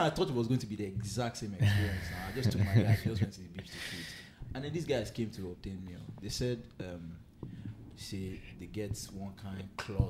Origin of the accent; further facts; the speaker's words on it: Nigeria; I'm a son of the soil, I'm Nigerian, like, this is my land, this is my fatherland.